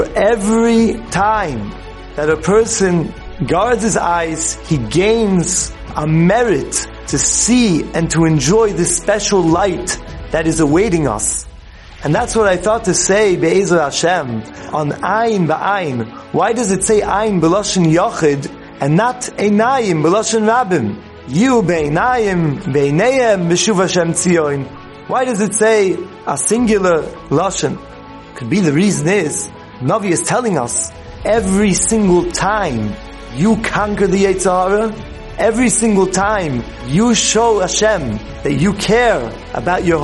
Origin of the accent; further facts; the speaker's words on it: New York City, New York, United States; As a boy growing up in Manhattan